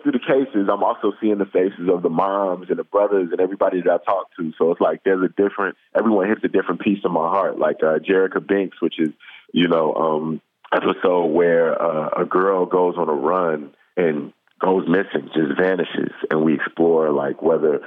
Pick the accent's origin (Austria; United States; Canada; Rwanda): United States; Chicago, Illinois; my hometown